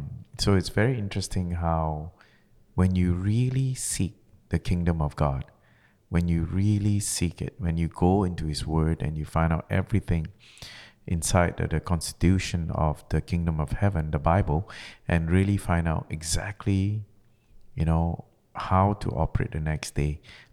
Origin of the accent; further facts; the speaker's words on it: Malaysia; because, you know, I was originally from Malaysia.